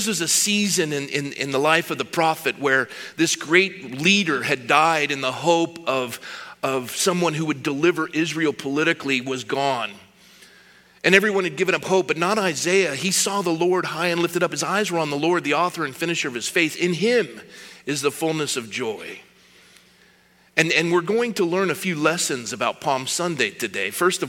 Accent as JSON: {"language": "English", "region": "Scotland", "country": "United Kingdom", "said": "I'm from Scotland. We don't like dates. You can't make scotch out of dates."}